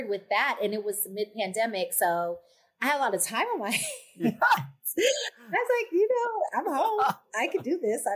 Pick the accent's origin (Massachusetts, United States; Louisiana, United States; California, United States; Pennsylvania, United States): California, United States; Bay Area, Northern; moved away as an adult; also born or lived in Chicago; now in Los Angeles, United States; I grew up in the Bay Area